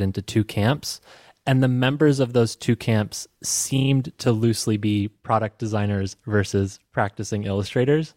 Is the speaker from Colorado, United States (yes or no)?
yes; Evergreen, Colorado, United States; You're in my home state